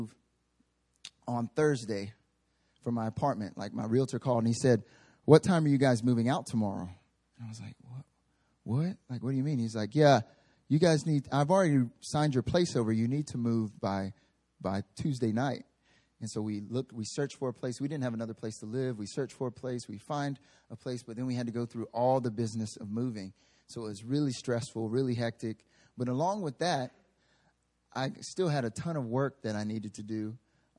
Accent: North Carolina, United States; moved away as an adult; now in Seoul, South Korea; I'm from the South, right? I'm from North Carolina, the southeastern United States.

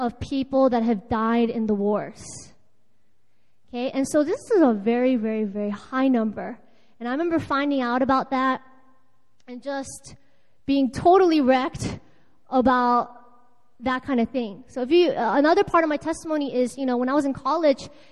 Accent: United States; also born or lived in Seoul, South Korea; now in Busan, South Korea; I'm American

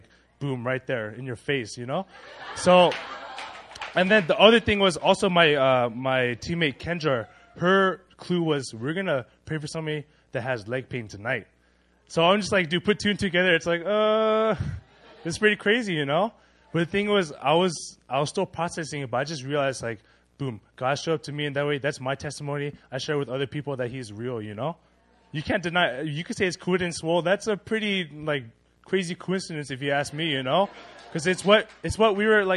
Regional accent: California, United States; we're from California, so we speak Spanish

